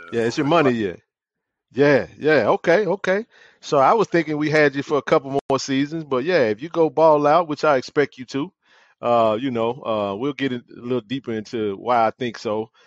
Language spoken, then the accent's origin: English; Jackson, Mississippi, United States; I'm a lifer, born and raised in Jackson.